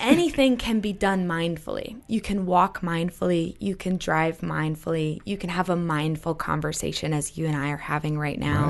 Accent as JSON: {"language": "English", "region": "New Hampshire", "country": "United States", "said": "I'm from New Hampshire."}